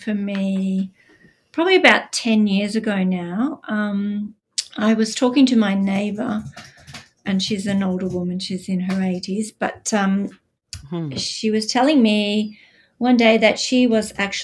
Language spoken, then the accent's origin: English; Australia; accent: Australian; I'm Australian, as you can probably tell by my accent. Gives me away every time. I live outside Melbourne in Australia.